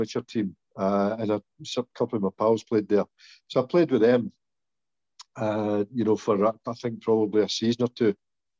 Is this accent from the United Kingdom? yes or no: yes; Glasgow, Scotland, United Kingdom; I was born in the Mary Hill Park at Glasgow